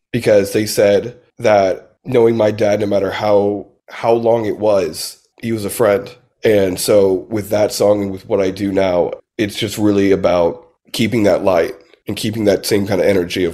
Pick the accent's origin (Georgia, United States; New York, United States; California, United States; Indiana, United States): Indiana, United States; Southern; now in Nashville, United States; I grew up in Southern Indiana, so and we were kind of poor growing up